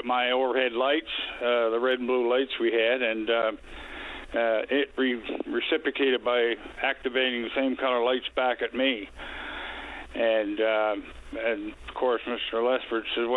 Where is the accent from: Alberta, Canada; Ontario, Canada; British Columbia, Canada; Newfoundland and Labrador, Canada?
Newfoundland and Labrador, Canada; Stephenville; I grew up here in Stellarton